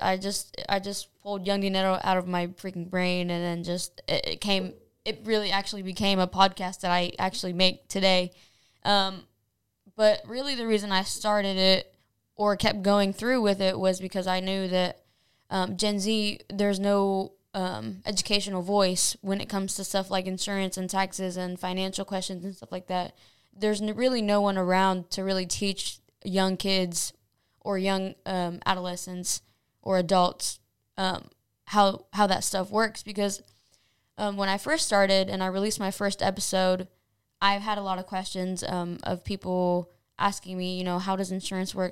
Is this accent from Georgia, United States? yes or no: no; Anderson, Indiana, United States; I was born in Indianapolis, but raised in Anderson. I've lived in Anderson my whole life.